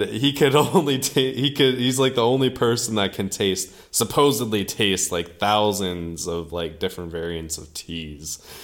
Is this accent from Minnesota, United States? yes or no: yes; Minnesota, United States; growing up in Minnesota, it, it was like, uh, this was regular life